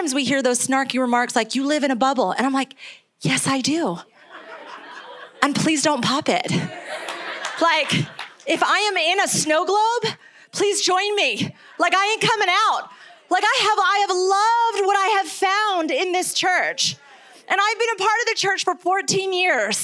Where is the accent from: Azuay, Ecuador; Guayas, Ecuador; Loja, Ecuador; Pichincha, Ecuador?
Azuay, Ecuador; Cuenca; moved away; also born or lived in New York; I am originally from New York, but I grew up in Ecuador